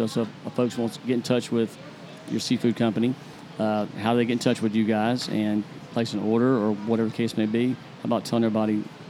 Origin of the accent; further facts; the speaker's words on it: Jacksonville, Florida, United States; Me, I'm from Jacksonville